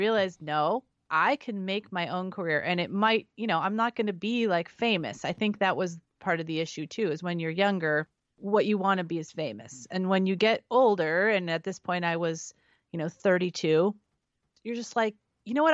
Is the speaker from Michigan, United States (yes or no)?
no; San Francisco Bay Area, California, United States; also born or lived in Central Valley, California / Nevada / Santa Barbara, California; I was raised in, in California in the Bay Area, so I'm from San Francisco, lived twenty minutes from San Francisco growing up, and then the Central Valley